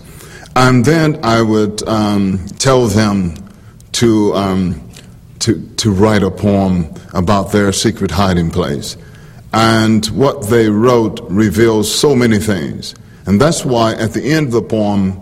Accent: Bogalusa, Louisiana, United States; moved away; growing up in Bogalusa, Louisiana

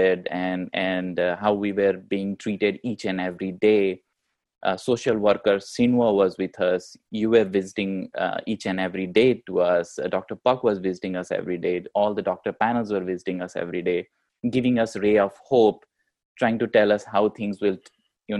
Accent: India; moved away as an adult; now in United States; We come from India, we are immigrants here

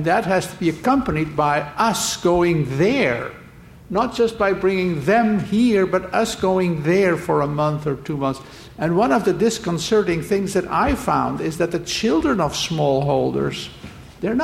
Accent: Belgium; now in United States; I came to the U.S. actually not from a developing country. I'm from Belgium, in 1960

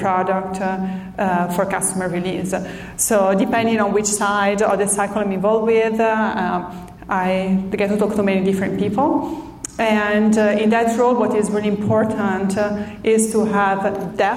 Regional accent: Italy; moved away as an adult; now in San Diego, United States; I'm from Italy originally.

